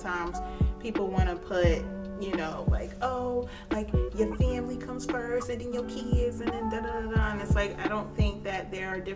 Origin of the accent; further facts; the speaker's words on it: the South, United States; we grew up in the South